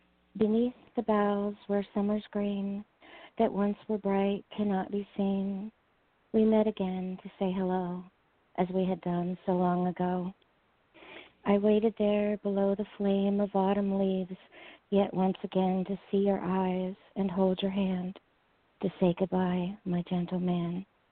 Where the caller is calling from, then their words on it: Seattle, Washington, United States; I'm calling from Seattle